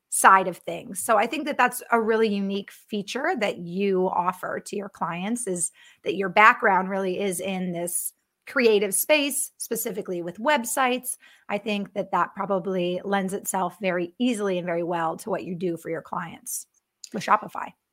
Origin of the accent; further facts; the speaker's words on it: Connecticut, United States; now in Minneapolis, United States; I grew up in Connecticut, now living in Minneapolis, Minnesota